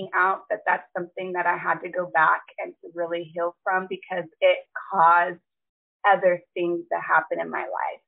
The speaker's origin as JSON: {"language": "English", "region": "California", "country": "United States", "tie": "born or raised there", "moved": "as an adult", "lives_now": "South Carolina, United States", "said": "I am born and raised in California. I recently just moved, though, to South Carolina."}